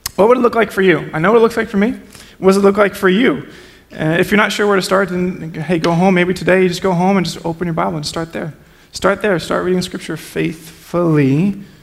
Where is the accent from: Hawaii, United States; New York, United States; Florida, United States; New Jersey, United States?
New Jersey, United States; I'm from Jersey. We're just judgmental people.